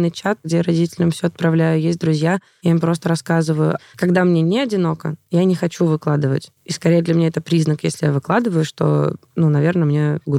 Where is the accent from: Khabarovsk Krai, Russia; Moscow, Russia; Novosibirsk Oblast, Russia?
Moscow, Russia